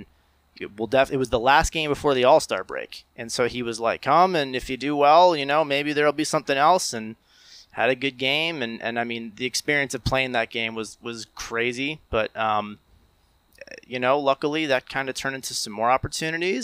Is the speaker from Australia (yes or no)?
no; Morris County, New Jersey, United States; growing up in Morris County